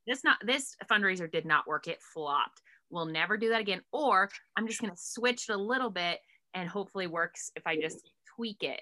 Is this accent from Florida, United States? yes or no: no; Harrison, Idaho, United States; I grew up, I grew up in Harrison